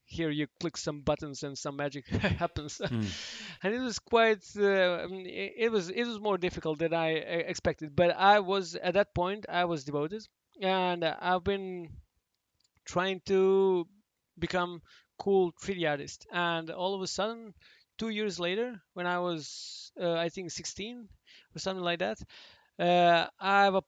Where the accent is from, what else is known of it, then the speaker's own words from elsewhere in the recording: Belgrade, Serbia; I'm from Belgrade originally